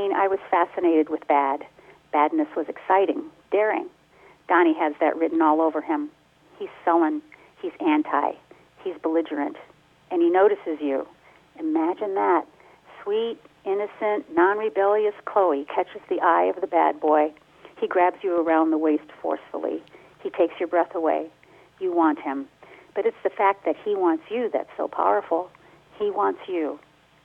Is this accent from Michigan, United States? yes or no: yes; Detroit, Michigan, United States; moved away; The part I grew up in Detroit